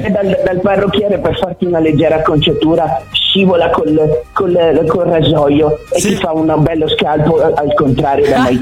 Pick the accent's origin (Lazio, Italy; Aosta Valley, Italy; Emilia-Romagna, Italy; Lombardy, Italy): Aosta Valley, Italy; Aosta; io vengo da Aosta.